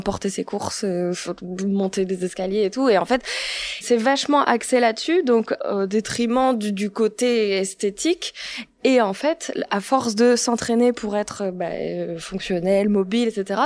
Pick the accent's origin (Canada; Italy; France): France; Tourcoing, Hauts-de-France; je suis née à Tourcoing